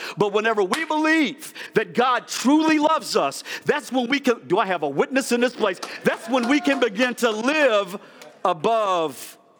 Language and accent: English; East Coast, United States; I'm from the East Coast, so I can talk fast.